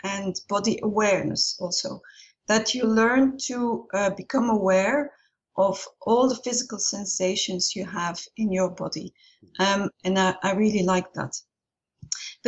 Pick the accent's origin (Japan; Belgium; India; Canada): Belgium; Ghent, Flanders; moved away as an adult; also born or lived in Brussels; I'm originally from Ghent in Belgium, but haven't lived there for a long time